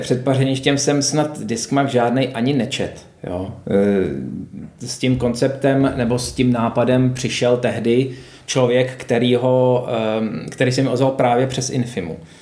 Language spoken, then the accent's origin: Czech; Prague, Czechia; jsem jezdil z Vršovic do Hostivaře k eh, dědovi a babičce